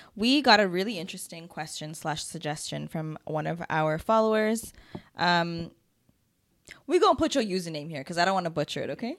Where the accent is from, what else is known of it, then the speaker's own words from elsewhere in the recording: Toronto, Ontario, Canada; I was born here